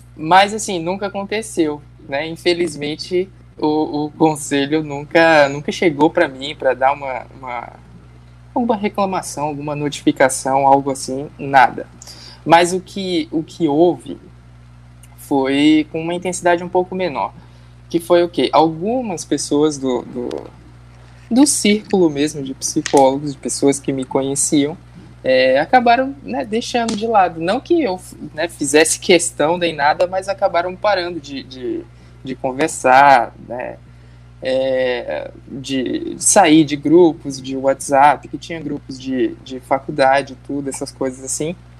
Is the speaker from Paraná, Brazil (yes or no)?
no; Bahia, Brazil; now in Mato Grosso do Sul, Brazil; eu nasci na Bahia, né? Então eu tô acostumado com calor, mas eu tô morando agora no Mato Grosso do Sul